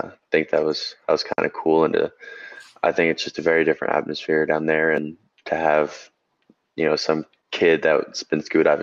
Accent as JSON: {"language": "English", "region": "Georgia", "country": "United States", "said": "my home state"}